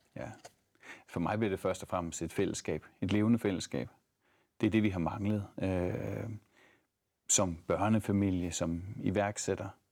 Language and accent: Danish; Thy, North Denmark Region, Denmark; also born or lived in Aarhus; now in Ebeltoft, Denmark; jeg er egentlig fra Thy